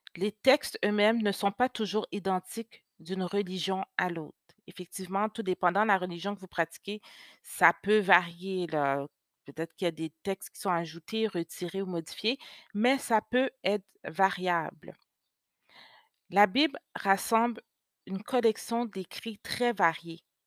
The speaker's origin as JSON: {"language": "French", "region": "Quebec", "country": "Canada", "tie": "born or raised there", "also_born_or_lived": "Haiti (ancestry)", "first_language": "French", "said": "Je suis née au Québec, mais d'origine haïtienne."}